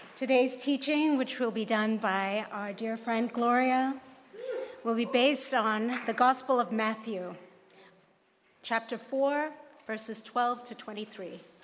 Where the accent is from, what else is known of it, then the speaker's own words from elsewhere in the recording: Hong Kong; moved away; growing up in Hong Kong is Kung Hei Fat Choi, which is what we say in Hong Kong.